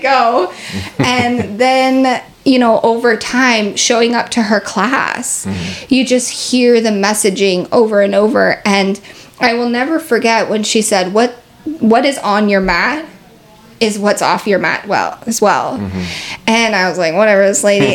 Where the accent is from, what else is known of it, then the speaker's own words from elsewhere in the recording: Seattle, Washington, United States; I'm from Seattle